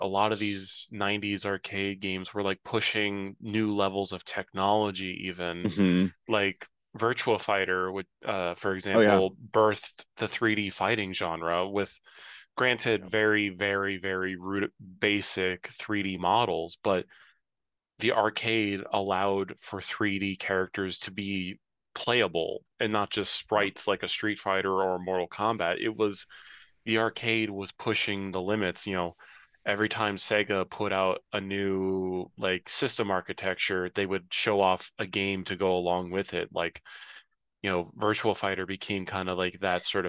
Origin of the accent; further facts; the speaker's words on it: Cincinnati, Ohio, United States; I grew up in Cincinnati, in downtown